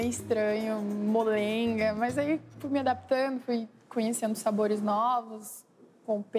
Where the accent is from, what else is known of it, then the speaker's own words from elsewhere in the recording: Rio Grande do Sul, Brazil; Acostumada com carne, nossa comida típica do Rio Grande do Sul